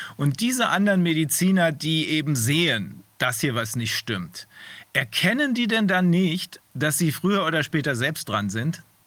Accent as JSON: {"language": "German", "country": "Germany", "said": "bei uns in Deutschland"}